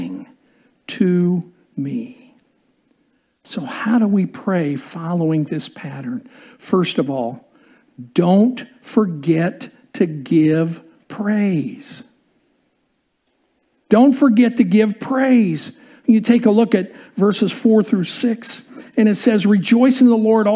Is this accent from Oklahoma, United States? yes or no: no; Indiana, United States; growing up in Indiana and playing basketball